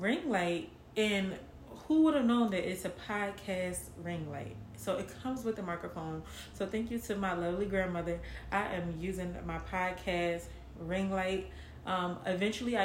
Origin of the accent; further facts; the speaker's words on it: Philadelphia, Pennsylvania, United States; moved away as an adult; now in Atlanta, United States; I am from West Philadelphia, born and raised